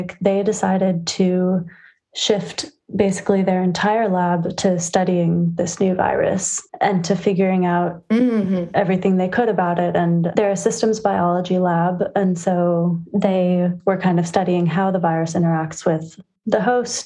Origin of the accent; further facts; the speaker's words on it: San Francisco, California, United States; I am from San Francisco, California